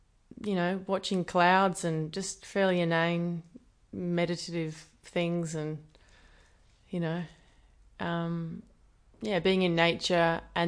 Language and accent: English; Perth, Western Australia, Australia; also born or lived in New Zealand; So I was born in Perth, and my mum, I lived here with my mum, and my dad lived mostly in New Zealand, so I sort of went back and forth through high school.